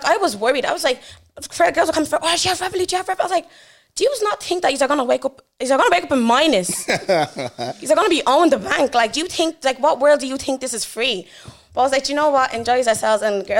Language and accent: English; Dublin, Leinster, Ireland; I was Blanche born and raised. Used to live in Mahura